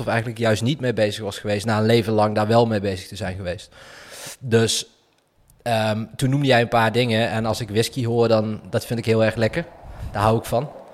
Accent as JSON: {"language": "Dutch", "town": "Weert", "region": "Limburg", "country": "Netherlands", "accent": "soft G", "moved": "yes", "said": "Ik kom uit Limburg zelfs"}